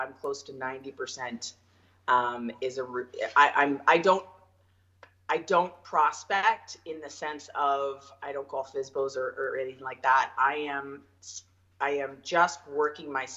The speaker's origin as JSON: {"language": "English", "region": "Ontario", "country": "Canada", "moved": "yes", "lives_now": "Okanagan, Canada", "said": "I am originally from Ontario"}